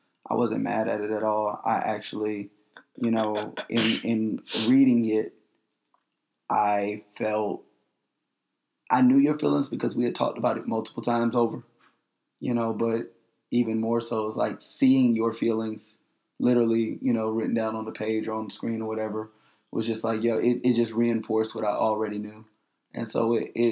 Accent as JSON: {"language": "English", "town": "Panama City", "region": "Florida", "country": "United States", "also_born_or_lived": "Tallahassee", "moved": "yes", "said": "I'm from Panama City. I'm from Tallahassee by way of Panama City"}